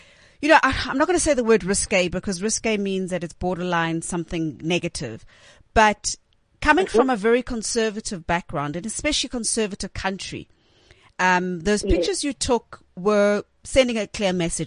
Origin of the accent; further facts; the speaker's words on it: South Africa; growing up in South Africa, the 80s and 90s